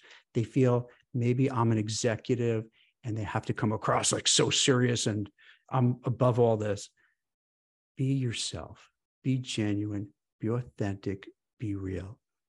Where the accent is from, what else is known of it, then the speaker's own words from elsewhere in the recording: New York City, New York, United States; I grew up in Brooklyn, New York, and, you know, fast, you know, New York, you talk fast.